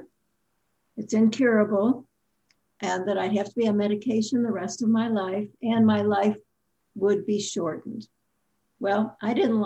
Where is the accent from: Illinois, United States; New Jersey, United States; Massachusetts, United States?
Illinois, United States; Chicago; moved away; also born or lived in Indiana; I was from Chicago, so I was the out-of-state student